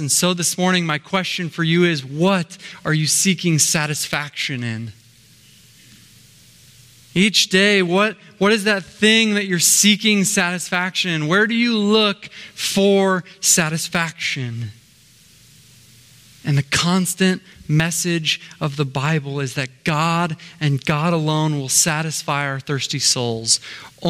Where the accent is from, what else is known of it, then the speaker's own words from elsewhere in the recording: Minnesota, United States; now in Southern California, United States; I hail from Minnesota. It's the land of 10,000 lakes.